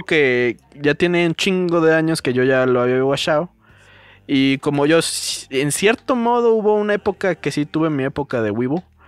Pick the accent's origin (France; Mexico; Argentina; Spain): Mexico; yo como mexicano